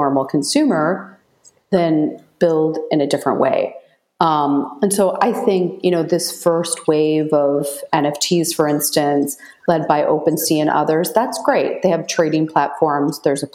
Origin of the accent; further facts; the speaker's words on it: Michigan, United States; I grew up in Michigan